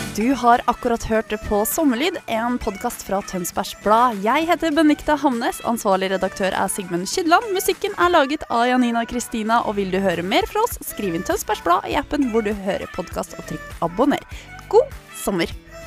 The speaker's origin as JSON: {"language": "Norwegian", "region": "Eastern Norway", "country": "Norway", "said": "jeg er jo fra Østlandet"}